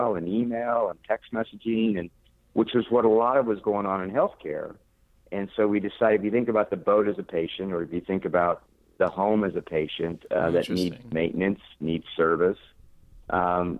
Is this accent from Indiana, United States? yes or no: no; Oklahoma, United States; moved away as an adult; also born or lived in Norman, Oklahoma / Texas / New York / Washington, D.C.; now in Florida, United States; I've been born and raised in Oklahoma, moved to Texas, then moved to New York, worked out of New York for a while, was in Washington, D.C.